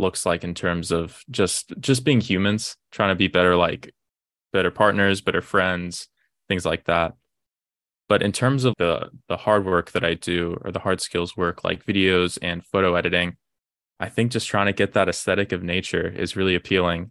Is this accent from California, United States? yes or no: no; Austin, Texas, United States; I'm originally from Austin, Texas. Grew up there.